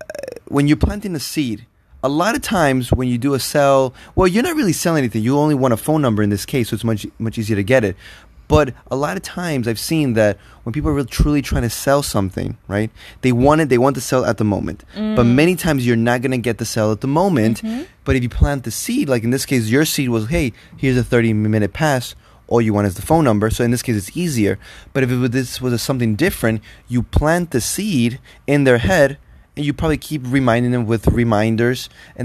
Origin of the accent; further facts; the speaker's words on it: Toronto, Ontario, Canada; you know, I'm from Toronto.